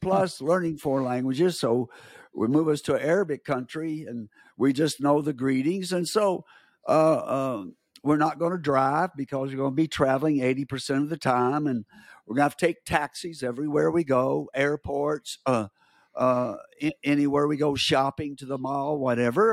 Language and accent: English; United States; I'm from America